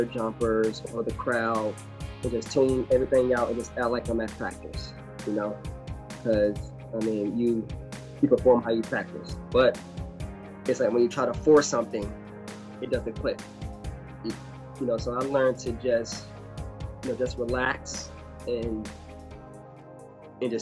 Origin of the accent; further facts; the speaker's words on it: Fort Lauderdale, Florida, United States; also born or lived in Orlando, Florida; I was born and raised in Fort Lauderdale, Florida